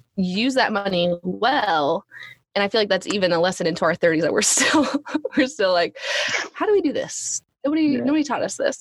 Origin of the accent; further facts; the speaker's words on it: Alaska, United States; moved away; we're from Alaska.